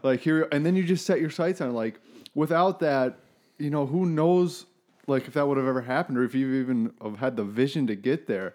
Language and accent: English; Minnetonka, Minnesota, United States; moved away; also born or lived in Maine; growing up in Minnetonka